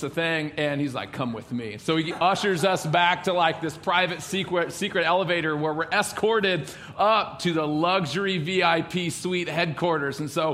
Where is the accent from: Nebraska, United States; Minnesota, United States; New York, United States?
Nebraska, United States; growing up in Nebraska, fall always meant two things, Husker football and hunting